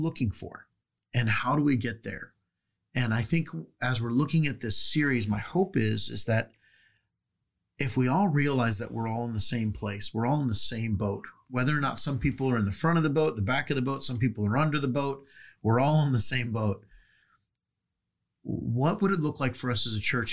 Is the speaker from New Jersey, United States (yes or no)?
no; San Diego, California, United States; growing up in San Diego